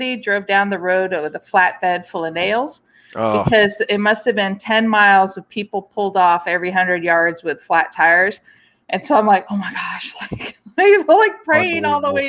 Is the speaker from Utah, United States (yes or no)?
yes; Utah, United States; I'm from Utah